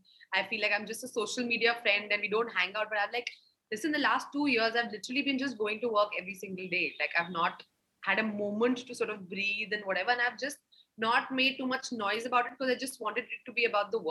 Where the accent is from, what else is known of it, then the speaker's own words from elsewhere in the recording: India; As an Indian, why should it be like, oh, this is a South film and this is a North film and this is a this film and a that film?